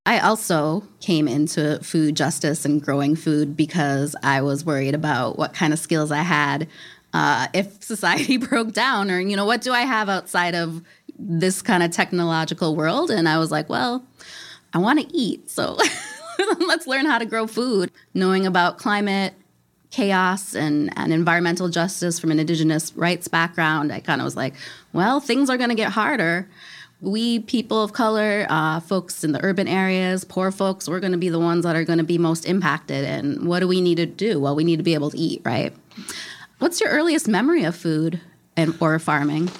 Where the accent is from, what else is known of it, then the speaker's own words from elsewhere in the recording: Minneapolis, Minnesota, United States; moved away as an adult; now in western Wisconsin, United States; I was born and raised in Minneapolis